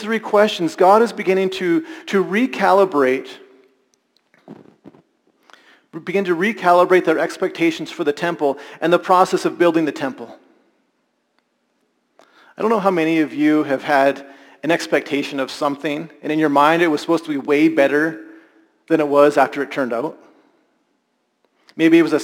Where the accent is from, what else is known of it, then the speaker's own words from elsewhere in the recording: Alberta, Canada; I experienced growing up in Alberta